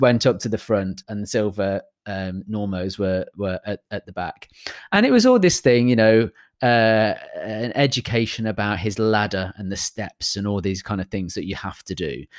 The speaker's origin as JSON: {"language": "English", "country": "United Kingdom", "said": "as a British person"}